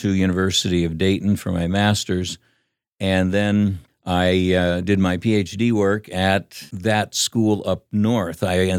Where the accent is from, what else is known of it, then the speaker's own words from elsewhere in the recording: Philippines; Well, growing up in the Philippines was a lot of fun.